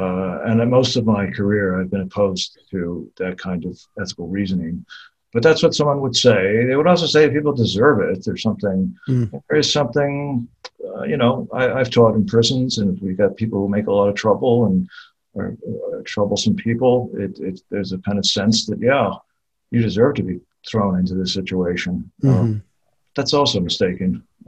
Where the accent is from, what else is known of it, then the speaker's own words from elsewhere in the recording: Australia; And the first thing we should say is that it is Australia. And as the Australian, very few countries really have our kind of solitary confinement regimen.